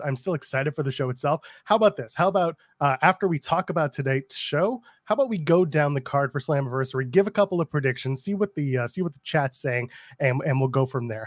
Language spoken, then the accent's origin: English; Canada; I'm a Canadian